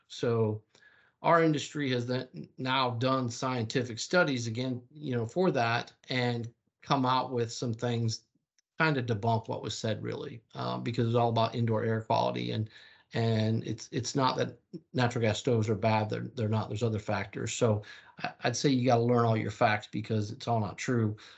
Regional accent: the South, United States; I was from the South

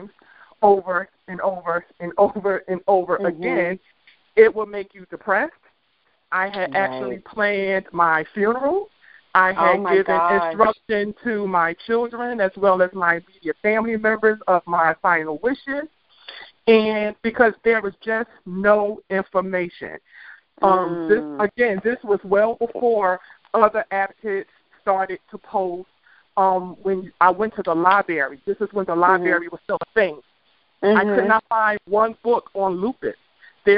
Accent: Washington, District of Columbia, United States; now in Atlanta, United States; I am from the Washington, D.C. area. I currently live in Atlanta, Georgia

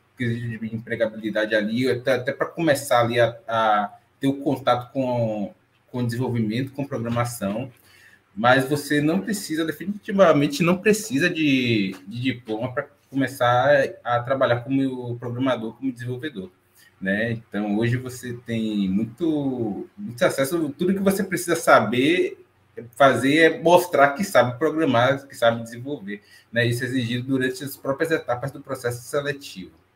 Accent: Bahia, Brazil; sou natural de Salvador, estou falando aqui da Bahia também, mas baiano, mas não sou soteropolitano

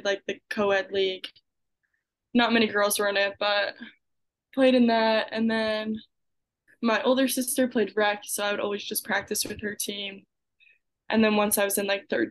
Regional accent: Collegeville, Pennsylvania, United States; I'm from Collegeville, PA.

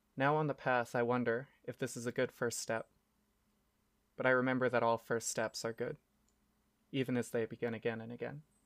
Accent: United States; now in Japan; we're American

